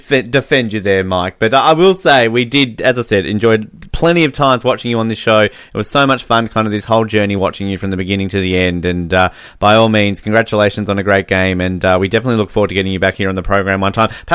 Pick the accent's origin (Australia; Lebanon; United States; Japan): Australia; Australians have a different way of playing the game. We're very much more laid back and relaxed